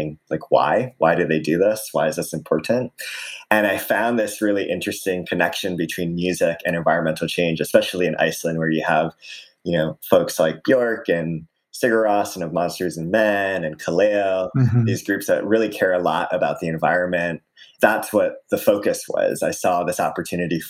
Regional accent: Aiea, Hawaii, United States; So I grew up in Hawaii in a small town called Aiea.

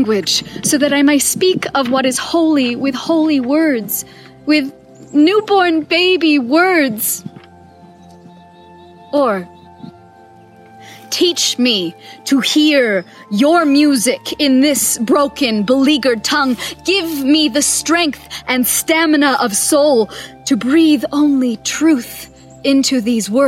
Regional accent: United States; as an American white woman

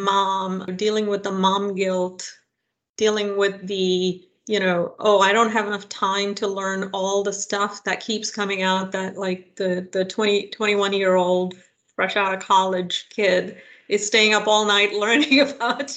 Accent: India; now in United States; I am of Indian origin. I grew up in India

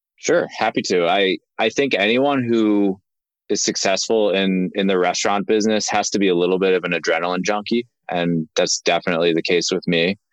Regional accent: Linthicum, Maryland, United States; We grew up in Maryland, uh, right outside of Baltimore, in a in a town called Linthicum

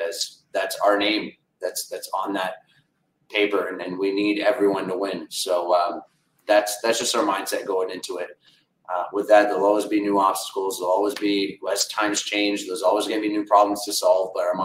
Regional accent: Windsor, Ontario, Canada; we're from Windsor, Ontario

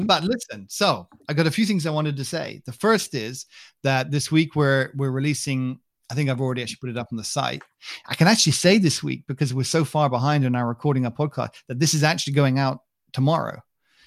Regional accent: United Kingdom; I'm British

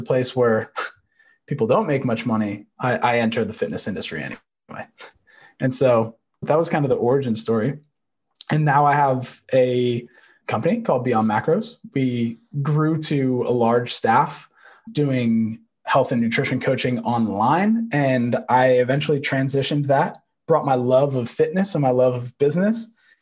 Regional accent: just outside of Manhattan, New York, United States; I grew up just outside of Manhattan

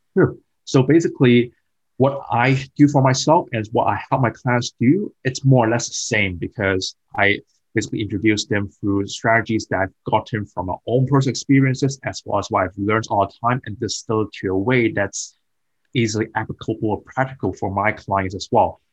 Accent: Hong Kong; moved away as an adult; also born or lived in United Kingdom; I moved from Hong Kong to UK as a foreign student when I was mm-hmm. 18 years old.

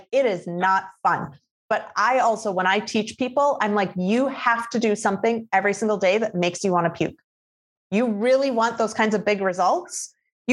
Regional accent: Midwest, United States; I grew up in the Midwest. So like I, you know, my hometown was surrounded by cornfields.

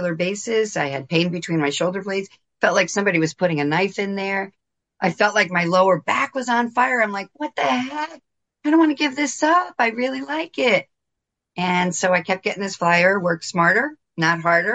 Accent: New Jersey, United States; I'm born and raised in New Jersey, 20 minutes outside of New York City

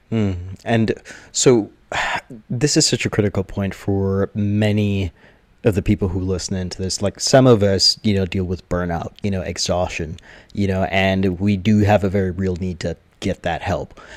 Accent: Jamaica; I am Jamaican, uh, 100%, uh, born and raised.

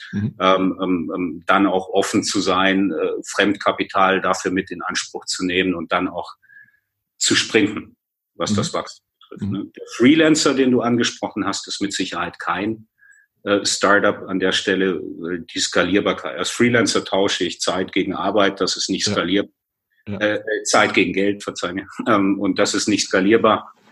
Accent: Bavaria, Germany; born there; Ich bin in der Nähe von München geboren und da ist es eben wichtig, was in Bayern passiert.

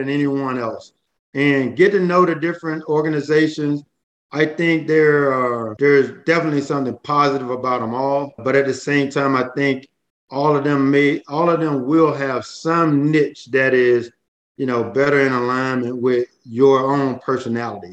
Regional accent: Port Gibson, Mississippi, United States; growing up in the Port Gibson area

